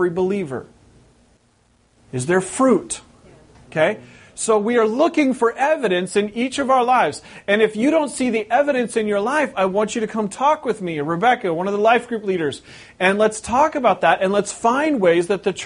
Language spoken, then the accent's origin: English; West Coast, United States; moved away as an adult; We've been here over 3 years, but I'm originally from the West Coast